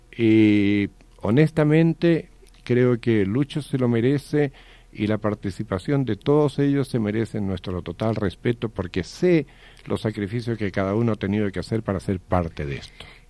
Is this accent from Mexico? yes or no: no; Chile; moved away; also born or lived in United States; fuimos compañeros de colegio en Chile